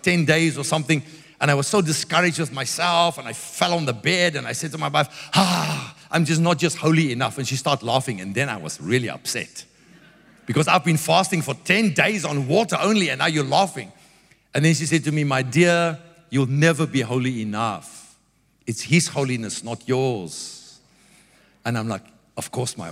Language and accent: English; South Africa; I grew up in South Africa. It's very religious people. I'm an Afrikaner